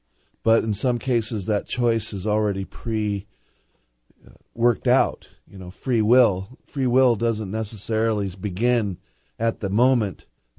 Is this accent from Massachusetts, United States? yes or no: no; Seattle, Washington, United States; It's beautiful in Seattle and Bellevue and our surrounding areas. This is my hometown.